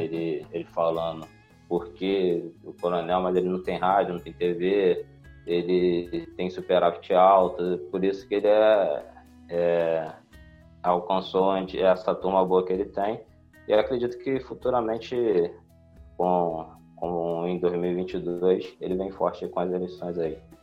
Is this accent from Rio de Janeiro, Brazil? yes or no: yes; Nova Iguaçu, Rio de Janeiro, Brazil; sou de Nova Iguaçu, Rio de Janeiro